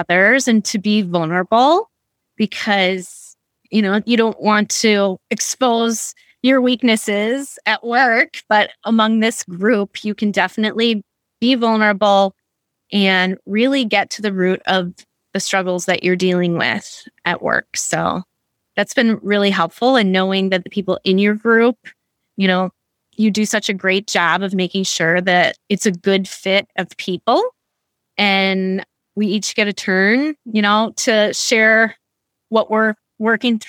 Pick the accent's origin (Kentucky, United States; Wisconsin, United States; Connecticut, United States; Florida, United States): Wisconsin, United States; So I am from Wisconsin and graduated from the University of Wisconsin-Madison